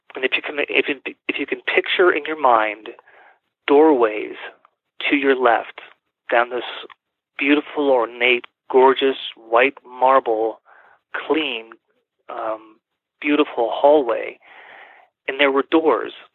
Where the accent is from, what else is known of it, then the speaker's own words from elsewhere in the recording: California, United States; moved away as an adult; now in Colorado Springs, United States; I am originally from California, mm-hmm. but have lived in Colorado, in Colorado Springs about 20 years now